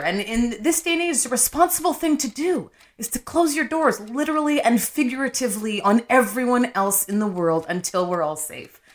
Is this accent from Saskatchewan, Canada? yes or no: no; Winnipeg, Manitoba, Canada; moved away; also born or lived in Nigeria; I'm from Winnipeg